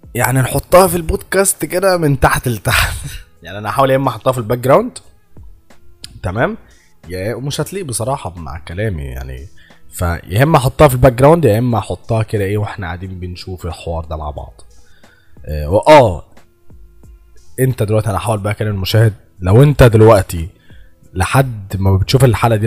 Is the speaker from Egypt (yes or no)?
yes; Egypt; أنا مصري